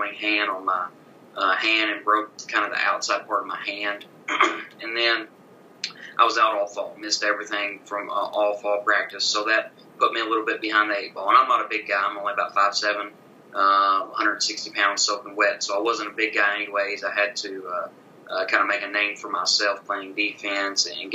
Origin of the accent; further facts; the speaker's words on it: Lawrenceburg, Kentucky, United States; now in Campbellsville, United States; my hometown of Lawrenceburg, Kentucky